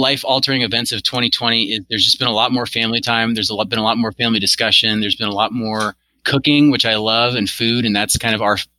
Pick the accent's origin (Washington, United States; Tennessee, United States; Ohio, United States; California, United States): Washington, United States; Seattle; Born and raised in Seattle, still here